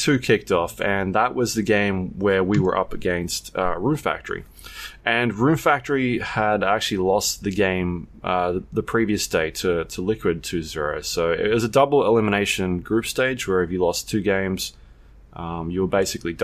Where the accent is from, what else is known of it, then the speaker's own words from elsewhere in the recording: Australia; we're from Australia.